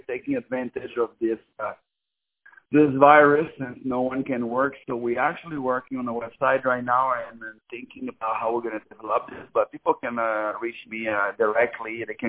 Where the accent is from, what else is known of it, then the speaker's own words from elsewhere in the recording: Louisiana, United States; now in Los Angeles, United States; because I'm from Louisiana, so when I came over here, I saw LA as this big big money making